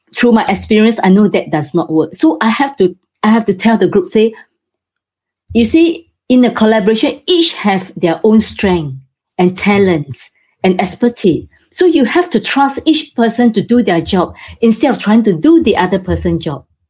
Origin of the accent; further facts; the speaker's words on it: Singapore; now in United Kingdom; Originally, I'm from Singapore, but now I have moved to UK.